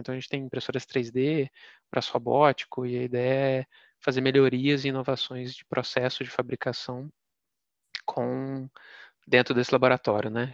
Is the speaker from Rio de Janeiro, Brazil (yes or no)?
no; Minas Gerais, Brazil; ter nascido e sido, ter sido criado em Minas